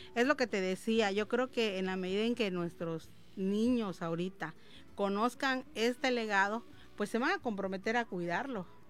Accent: Yucatán Peninsula, Mexico; como campechanos, yucatecos, hasta la gente de Quintana Roo

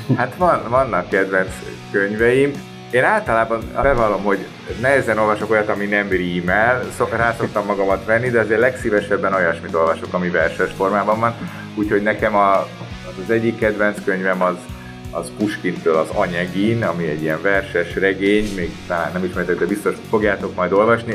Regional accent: Budapest, Hungary; én Budapesten nevelkedtem

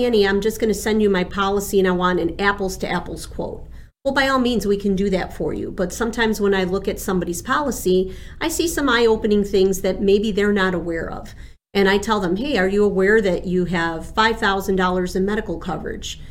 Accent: Chicago, Illinois, United States; first language Spanish; English is a second language; also born or lived in Buenos Aires, Argentina; I am from the city of Chicago

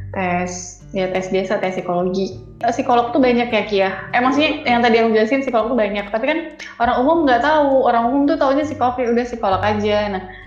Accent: Pekanbaru, Riau, Indonesia; moved away as an adult; now in Solo, Indonesia; aku born and raised di Pekanbaru, jadi lahir dan besar di Pekanbaru

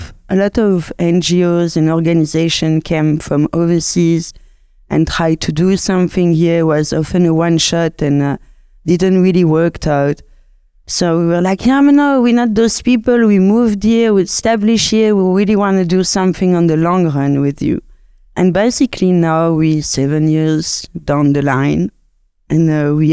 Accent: Brussels, Brussels-Capital Region, Belgium; English is a second language; now in Cape Town, South Africa; As you can hear, I'm originally from Belgium, from the French side, from Brussels.

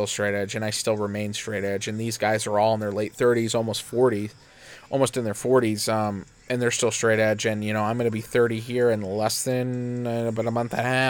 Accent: Canastota, New York, United States; living, growing up in Canastota, 25, 35 minutes away from Syracuse

